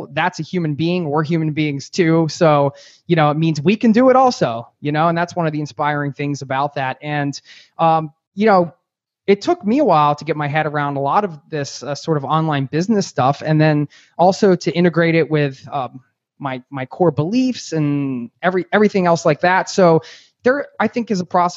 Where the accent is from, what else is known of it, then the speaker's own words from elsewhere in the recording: East Coast, United States; I'm from the East Coast